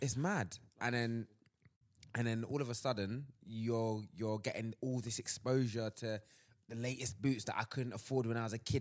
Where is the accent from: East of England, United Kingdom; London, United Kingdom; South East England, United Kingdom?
London, United Kingdom; I'm from Southeast London